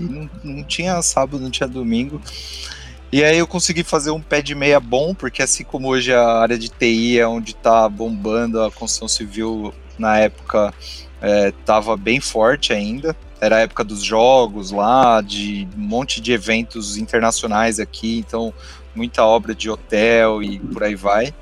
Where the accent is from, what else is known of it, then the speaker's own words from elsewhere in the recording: São Bernardo do Campo, São Paulo, Brazil; moved away; Eu sou, eu sou de São Bernardo, não estou mais em São Bernardo, mas eu sou de lá.